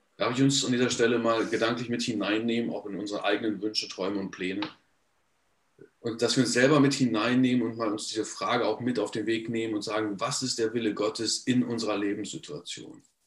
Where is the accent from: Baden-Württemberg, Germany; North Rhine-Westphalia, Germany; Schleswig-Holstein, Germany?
North Rhine-Westphalia, Germany; Paderborn; ich bin in Paderborn geboren und aufgewachsen